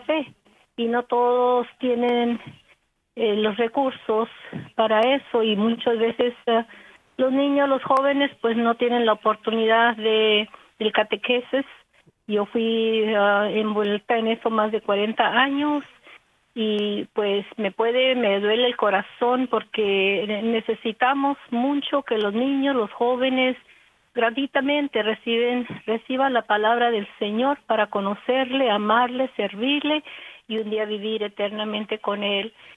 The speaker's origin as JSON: {"language": "Spanish", "region": "Texas", "country": "United States", "tie": "born or raised there", "said": "yo soy de un pueblito chiquito aquí en Texas."}